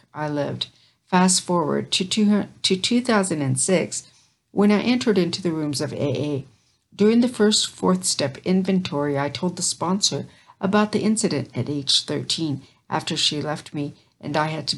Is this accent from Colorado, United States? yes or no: no; Caldwell, Idaho, United States; I was raised in the Caldwell labor camp, about 4 miles outside the town of Caldwell, Idaho